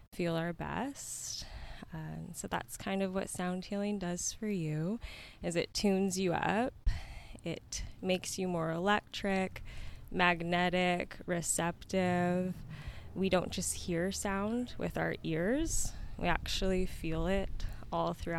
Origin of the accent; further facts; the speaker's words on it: Yuma, Arizona, United States; I was born and raised in Yuma. I moved away for a little bit of time and made my way back here around 2020